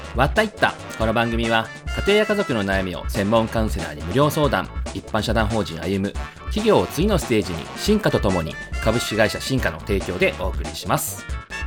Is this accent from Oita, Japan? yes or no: no; Okinawa, Japan; born or raised there; moved away as an adult; also born or lived in Tokyo